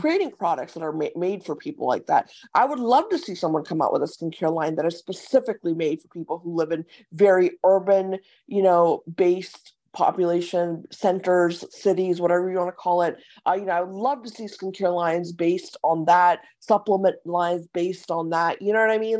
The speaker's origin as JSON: {"language": "English", "region": "Ohio", "country": "United States", "tie": "born or raised there", "also_born_or_lived": "San Diego", "moved": "yes", "said": "I, I grew up in Ohio as well"}